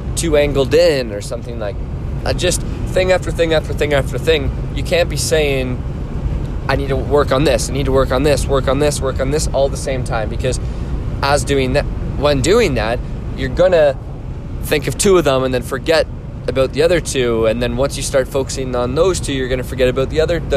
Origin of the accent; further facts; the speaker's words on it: Orangeville, Ontario, Canada; my hometown, Orangeville